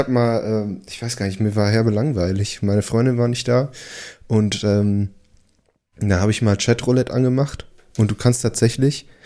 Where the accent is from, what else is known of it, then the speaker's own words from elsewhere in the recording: Portugal; Ne, auf Spanisch habe ich ihm gesagt, halt, ich bin Portugiese, bla bla.